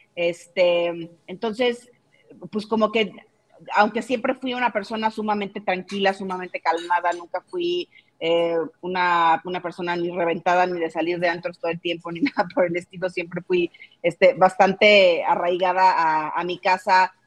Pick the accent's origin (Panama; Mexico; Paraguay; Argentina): Mexico; soy 100% mexicana, siempre he vivido en México